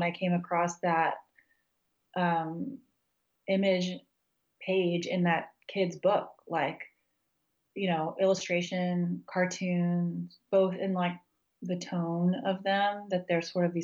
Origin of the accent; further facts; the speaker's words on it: United States; moved away as an adult; also born or lived in Texas / Kansas / New Mexico; now in Charlottesville, United States; I grew up in Texas and Kansas, and I finished undergrad in New Mexico.